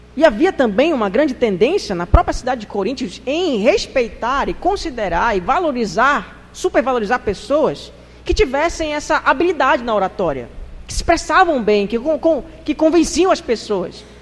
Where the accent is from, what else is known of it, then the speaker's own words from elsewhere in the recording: Brazil; Nós somos brasileiros.